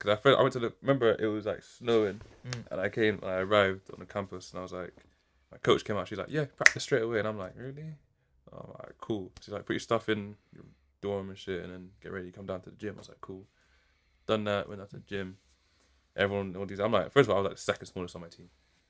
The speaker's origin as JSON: {"language": "English", "region": "England", "country": "United Kingdom", "said": "Where are you from? I'm like, England."}